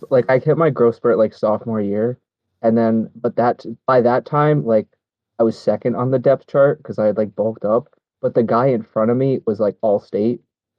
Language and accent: English; Rhode Island, United States; also born or lived in Boston; I grew up in Rhode Island, like basically my whole life, And before that, I lived in Boston